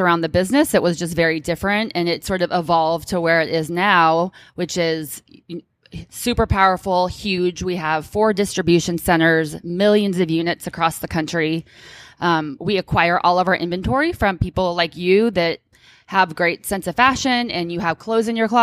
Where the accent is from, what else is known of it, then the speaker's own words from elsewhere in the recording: Orange County, California, United States; now in Oakland, United States; I'm born and raised in Orange County originally